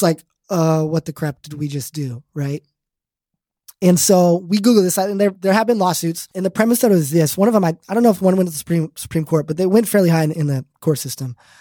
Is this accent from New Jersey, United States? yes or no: no; Arizona, United States; I grew up in Arizona.